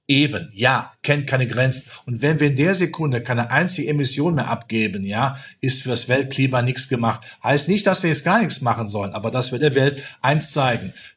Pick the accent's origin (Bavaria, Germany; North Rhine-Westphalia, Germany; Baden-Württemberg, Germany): North Rhine-Westphalia, Germany; near Lützerath; in meiner Heimat nicht weit weg von Lützerath